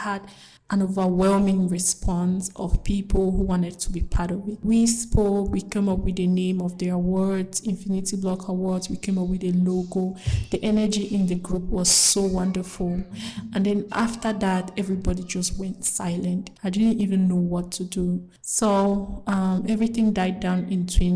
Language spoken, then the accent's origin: English; English-speaking part of Cameroon, Anglophone Cameroon, Cameroon; I come from the English-speaking part of Cameroon in Africa.